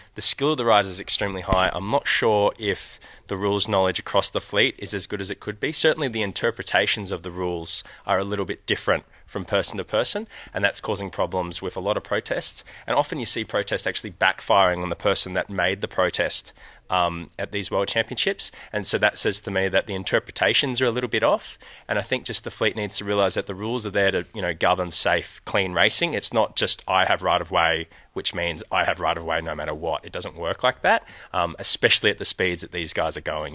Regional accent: Australia; I'm from Australia

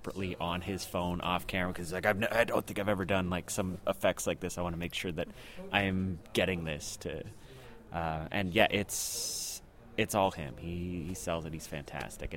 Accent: Toronto, Ontario, Canada; we're from Toronto

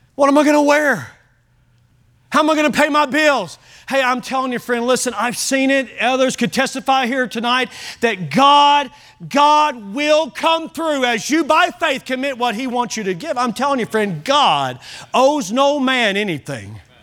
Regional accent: United States

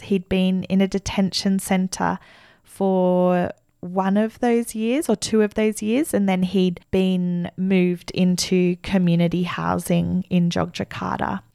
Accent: Australia; as an Australian social worker

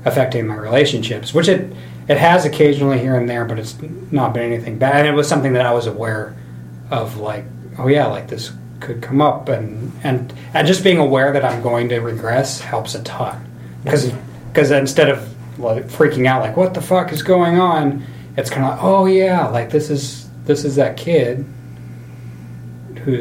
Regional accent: Idaho, United States; moved away; I grew up in Idaho

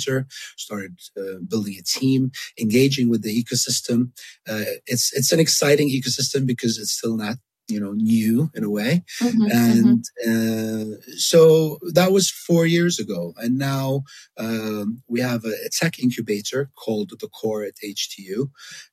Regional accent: Jordan; moved away as an adult; also born or lived in Miami, United States / Puerto Rico / Dubai, United Arab Emirates; now in Amman, Jordan; I was born in Jordan of Palestinian parents, lived in Jordan most of my life

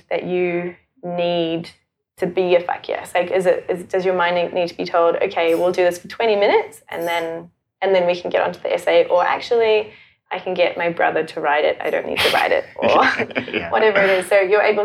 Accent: Johannesburg, Gauteng, South Africa; also born or lived in Auckland, New Zealand; now in Melbourne, Australia; I grew up in Johannesburg in South Africa with a really, like, super loving family, a very Christian family. And I went to Christian school and then we moved to New Zealand and to Auckland

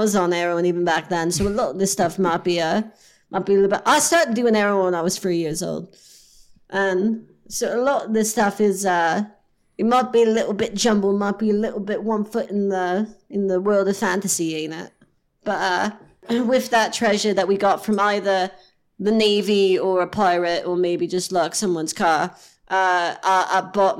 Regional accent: West Midlands, United Kingdom; born there; So I was born in East Worcestershire, wasn't it?

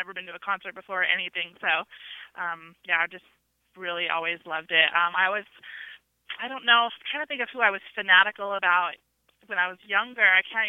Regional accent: North Dakota, United States; I grew up in the Midwest in North Dakota on an Air Force base.

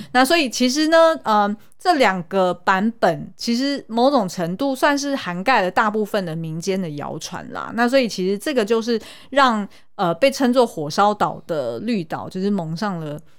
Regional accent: Taiwan; 身为台湾人，老实说我对台湾还真不熟

